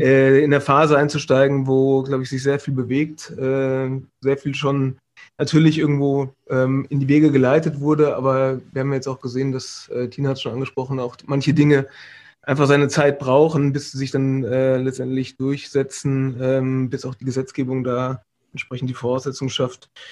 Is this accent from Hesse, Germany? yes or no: yes; Vordertaunus, north of Frankfurt, Hesse, Germany; moved away as an adult; also born or lived in Karlsruhe; ich komme aus dem Vordertaunus, also äh, südlich von, äh, nee, nördlich ist es, Entschuldigung, von, von Frankfurt, mhm. ähm, im, im, aus dem Hessischen